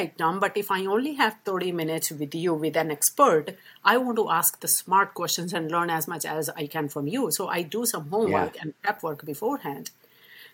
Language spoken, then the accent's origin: English; India; accent: British English; moved away as an adult; now in United States; I was born and raised in India